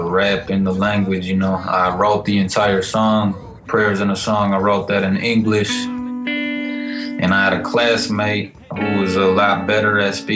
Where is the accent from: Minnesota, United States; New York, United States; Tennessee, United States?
Minnesota, United States; Minneapolis; born and raised in South Minneapolis